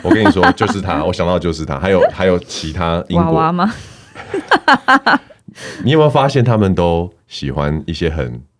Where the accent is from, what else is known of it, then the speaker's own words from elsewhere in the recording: Canada; 然后身为加拿大人，我非常